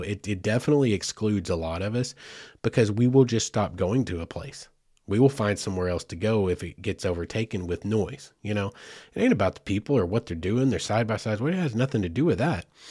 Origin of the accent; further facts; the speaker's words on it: Southeast Oklahoma, United States; I grew up in Southeast Oklahoma